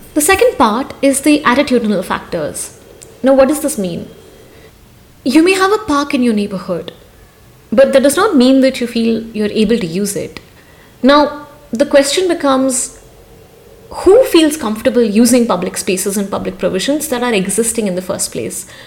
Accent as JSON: {"language": "English", "town": "Hyderabad", "region": "Telangana", "country": "India", "tie": "born or raised there", "said": "As a young woman growing up in Hyderabad"}